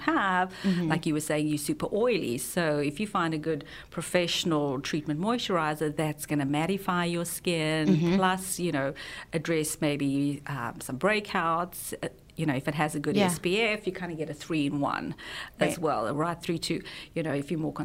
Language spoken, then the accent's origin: English; South Africa; moved away; I'm from South Africa